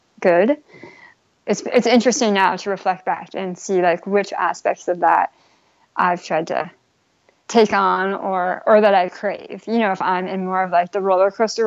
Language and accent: English; Bay Area, California, United States; I grew up in the Bay Area in California, what I would say like a vanilla middle-class suburban town